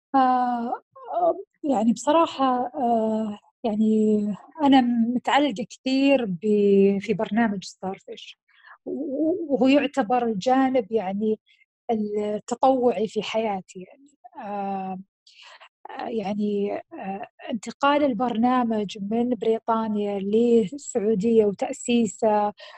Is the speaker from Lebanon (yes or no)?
no; Saudi Arabia; also born or lived in United Kingdom; عندنا في السعودية وانا هذيك في هذيك الفتره ما كنت موجوده بالسعوديه